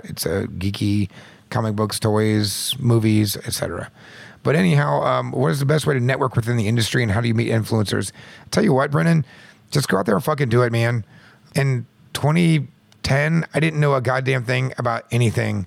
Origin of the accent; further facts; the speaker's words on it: Midwest, United States; I'm from the Midwest